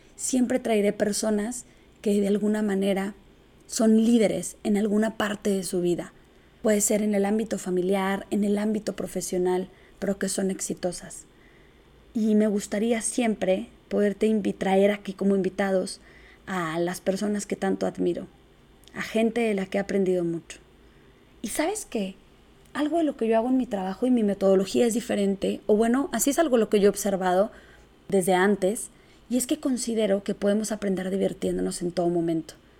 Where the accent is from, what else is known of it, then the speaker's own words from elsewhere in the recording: Chihuahua, Mexico; Soy originaria de Chihuahua, Chihuahua y arriba el norte. Me gusta ser de aquí.